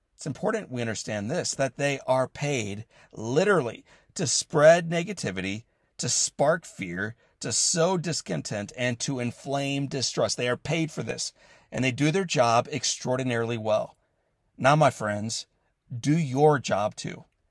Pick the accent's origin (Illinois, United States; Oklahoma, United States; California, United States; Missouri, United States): Missouri, United States; St. Louis; the city of Saint Louis, my hometown